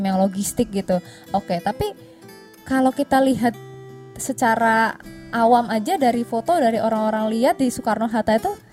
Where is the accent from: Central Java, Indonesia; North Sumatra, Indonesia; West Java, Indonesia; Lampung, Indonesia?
Central Java, Indonesia; Cilacap; moved away as an adult; aku kan dari Cilacap maksudnya masih satu pulau